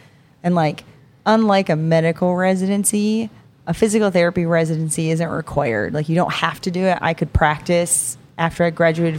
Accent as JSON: {"language": "English", "town": "Jamestown", "region": "New York", "country": "United States", "also_born_or_lived": "Delaware", "said": "So I am from Western New York."}